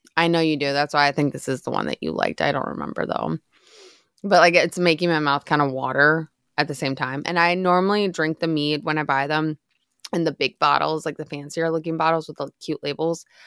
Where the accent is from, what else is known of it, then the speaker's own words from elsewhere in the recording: Midwest, United States; moved away; I grew up in the Midwest